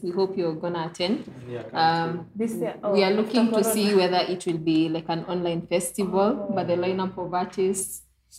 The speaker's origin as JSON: {"language": "English", "country": "Kenya"}